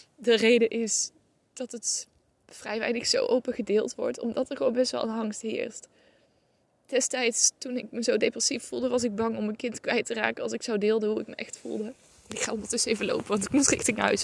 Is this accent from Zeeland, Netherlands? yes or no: no; North Brabant, Netherlands; waar ik ben opgegroeid in Brabant